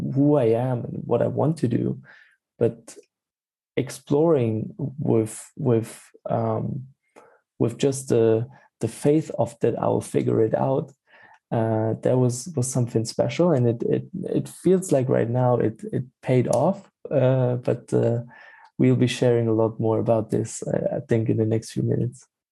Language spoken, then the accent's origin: English; Stuttgart, Baden-Württemberg, Germany; moved away as an adult; also born or lived in Freiburg / Berlin; I'm from from Germany, born uh, in in Freiburg, and then uh, grown up in uh, the area of Stuttgart.